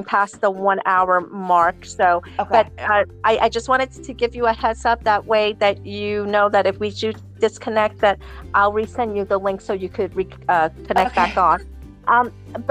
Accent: New York, United States; moved away; I'm from New York anyway. So I would just have like stayed, you know, with my family

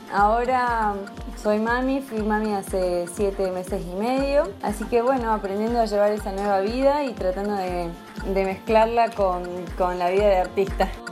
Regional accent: Salta, Argentina; also born or lived in Buenos Aires; Soy salteña, nací acá en la ciudad de Salta Capital, pasé toda mi niñez por aquí

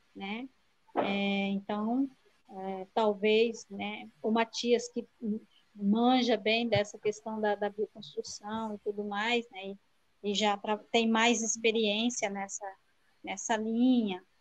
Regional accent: Rio Negro, Paraná, Brazil; moved away; esse ano eu vim morar em Rio Negro, né? Que é a terra onde eu nasci

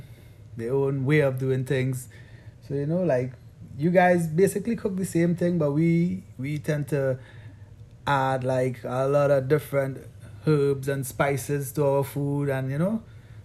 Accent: Trinidad & Tobago; now in New York City, United States; I'm originally from Trinidad and Tobago, but I do reside in New York City.

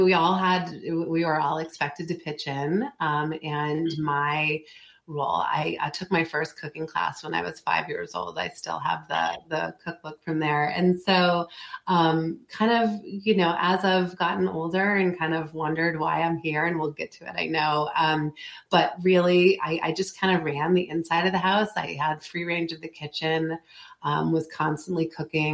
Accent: Montville, Maine, United States; also born or lived in Massachusetts; moved to Maine when I was in the third grade. We are originally from Massachusetts

